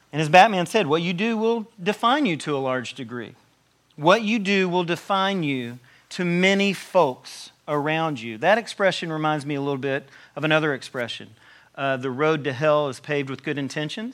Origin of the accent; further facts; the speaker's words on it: Tennessee, United States; I'm from Tennessee